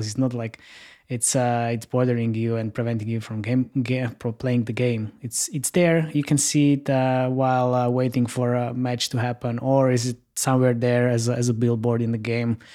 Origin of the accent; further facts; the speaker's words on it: Slovakia; I'm based in Slovakia and I'm from Slovakia